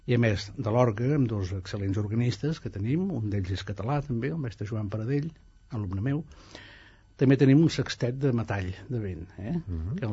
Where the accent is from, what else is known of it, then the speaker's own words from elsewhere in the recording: Italy; now in Spain; jo sóc italià, eh? sóc ciutadà italià, però, sí, no, aquí hi ha una mica més de dignitat